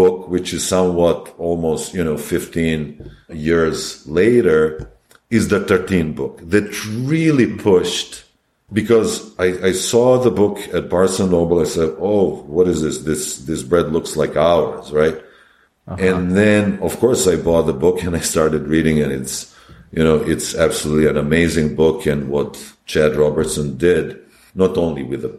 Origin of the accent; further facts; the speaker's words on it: Belgrade, Serbia; moved away as an adult; also born or lived in Yugoslavia; now in New York, United States; I'm from Belgrade.